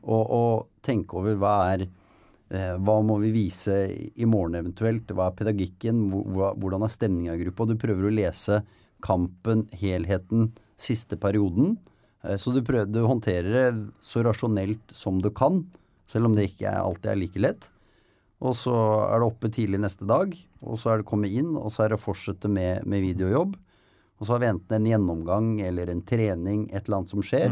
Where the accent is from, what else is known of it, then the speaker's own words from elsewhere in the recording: Nykirke, Vestfold, Norway; jeg er fra Nykirke. Ja, men... På utsida av Horten.